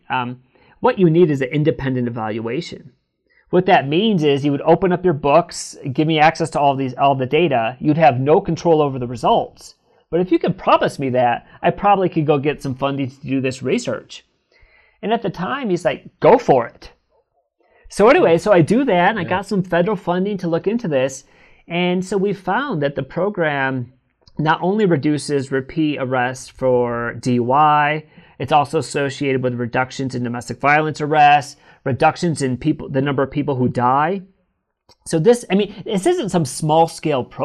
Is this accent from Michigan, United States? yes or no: yes; Northern Michigan, United States; now in California, United States; I'm from Northern Michigan